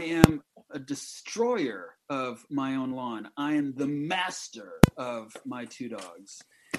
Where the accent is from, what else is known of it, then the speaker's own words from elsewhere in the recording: Orlando, Florida, United States; I'm from Orlando. I'm in Orlando.